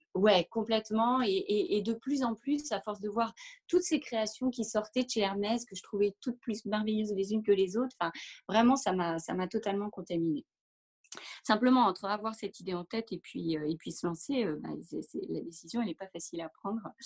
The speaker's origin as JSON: {"language": "French", "region": "Normandy", "country": "France", "tie": "born or raised there", "also_born_or_lived": "Paris", "moved": "as an adult", "said": "je suis originaire de Normandie"}